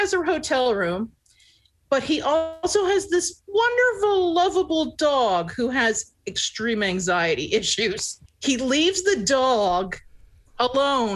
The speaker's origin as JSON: {"language": "English", "region": "Pennsylvania", "country": "United States", "said": "I'm from Pennsylvania"}